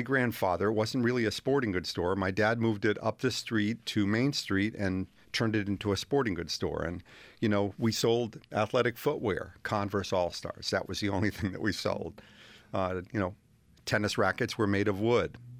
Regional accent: Willimantic, Connecticut, United States; also born or lived in Manchester, Connecticut / Columbia, Connecticut; my parents moved to Willimantic when I was four years old

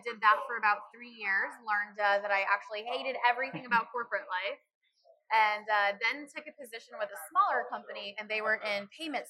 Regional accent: Dallas, Texas, United States; moved away as an adult; also born or lived in Chicago, Illinois; now in Orlando, United States; So I was actually born in Chicago, grew up in Dallas

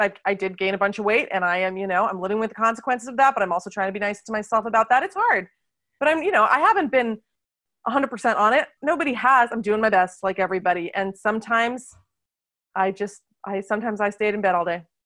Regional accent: United States; now in Lyon, France; I live in France, where I do wine tastings in Lyon, which is our culinary capital of France, but I'm originally from America

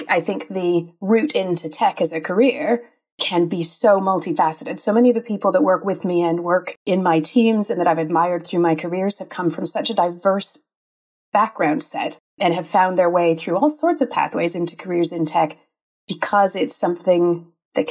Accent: Canada; accent: Canadian; moved away as an adult; now in Manchester, United Kingdom; I am Canadian indeed. And despite living in Manchester for 20 some years, in the UK for even longer, I have not lost my heritage accent

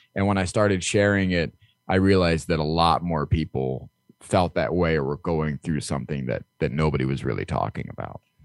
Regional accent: Midwest, United States; I grew up in the Midwest

